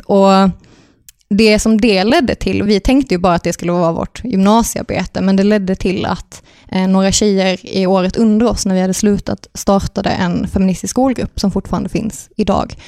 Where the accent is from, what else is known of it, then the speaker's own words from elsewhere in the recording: Örtofta, Skåne, Sweden; vi kommer från Örtofta, som är en härlig bruksort